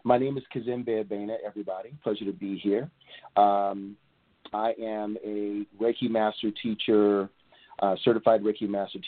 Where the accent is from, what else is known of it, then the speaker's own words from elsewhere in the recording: Portland, Oregon, United States; also born or lived in Atlanta, Georgia / Los Angeles, California; now in East Point, United States; I'm originally from Portland, Oregon